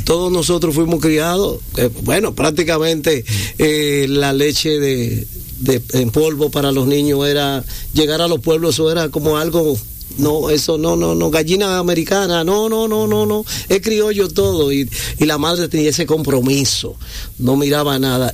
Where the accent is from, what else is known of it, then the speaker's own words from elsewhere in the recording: Hato Mayor del Rey, Hato Mayor, Dominican Republic; Soy de Atomayor, de la ciudad cítrica, el centro del este.